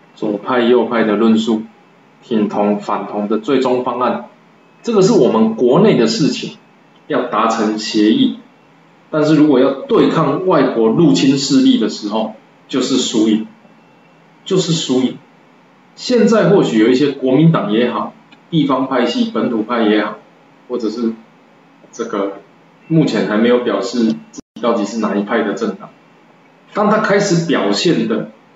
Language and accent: Chinese; Taiwan; 我是台湾人，我想要让台湾更好